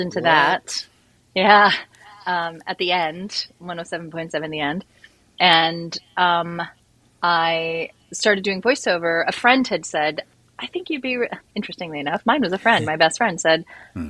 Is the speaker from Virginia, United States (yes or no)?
no; Seattle, Washington, United States; Born and raised in Seattle, Washington.